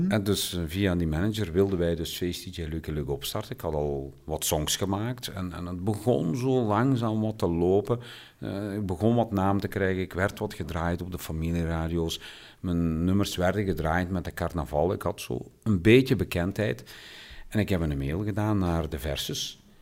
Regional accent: Belgium; zijn wij als Belgen niet zo niet zo open als Nederlanders.

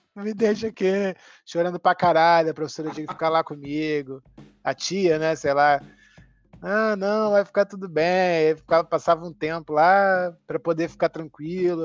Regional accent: Niterói, Rio de Janeiro, Brazil; born or raised there; also born or lived in São Paulo

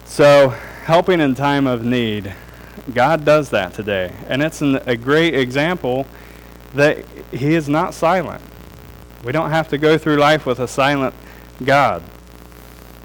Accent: Darke County, Ohio, United States; also born or lived in Germantown; I grew up in Dark County

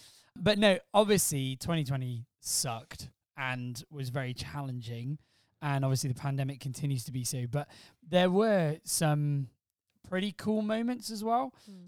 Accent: England, United Kingdom; Blame the English wife.

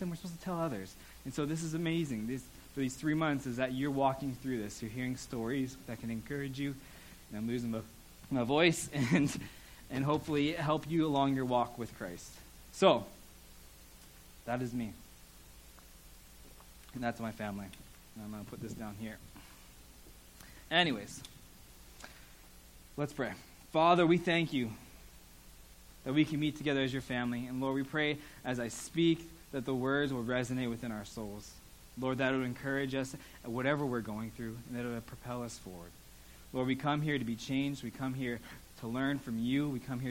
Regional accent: Pittsburgh, Pennsylvania, United States; moved away as an adult; also born or lived in Portland, Oregon / Eston, Saskatchewan / Grenfell, Saskatchewan; now in Canada; I'm from Pittsburgh, Pennsylvania, born and raised

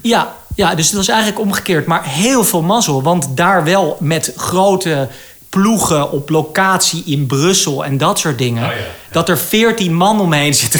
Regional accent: Amsterdam, North Holland, Netherlands; ik ben natuurlijk opgegroeid in Amsterdam

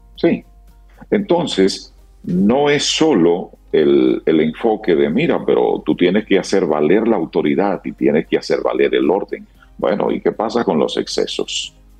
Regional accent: Dominican Republic

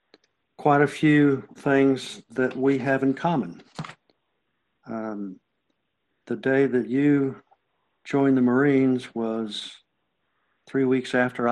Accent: Nashville, Tennessee, United States; born there; also born or lived in Oklahoma City / Dallas; I was born in Nashville. We moved from Nashville to Oklahoma City to Dallas.

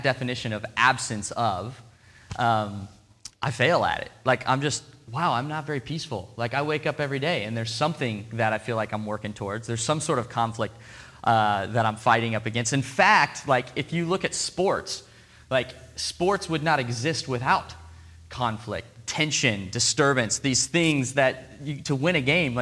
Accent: Portland, United States; now in Seattle, United States; I'm from Portland

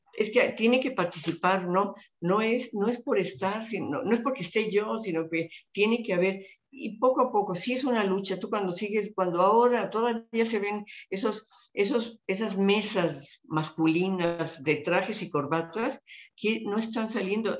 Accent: Mexico

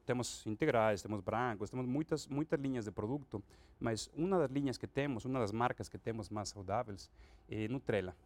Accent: Acapulco, Guerrero, Mexico; Portuguese is a second language; moved away as an adult; now in Brazil; eu sou mexicano, eu eh, sou de Acapulco originalmente, e eu estudei lá no México

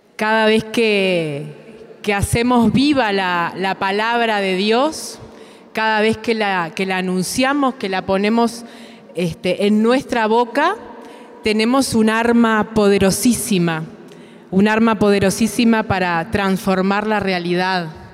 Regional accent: Uruguay; vengo de Uruguay

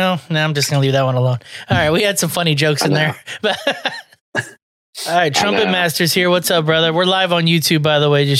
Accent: Texas, United States; I'm from Texas, but the cool area where it's, you know, not bad.

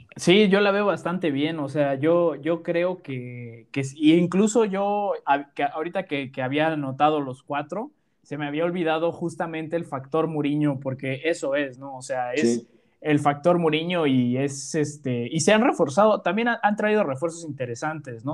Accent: Mexico; nosotros somos de México

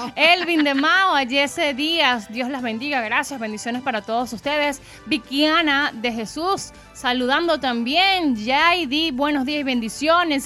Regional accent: Venezuela

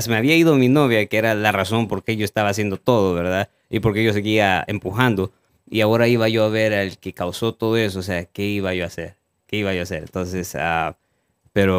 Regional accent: El Salvador; moved away; de donde yo soy

